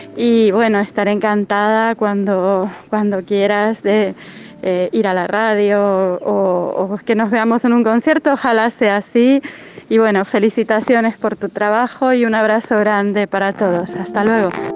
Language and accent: Spanish; Argentina; yo soy argentina